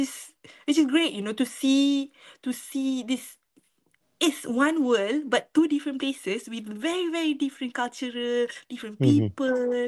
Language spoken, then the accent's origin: English; Malaysia; moved away as an adult; now in Ireland; as a Malaysian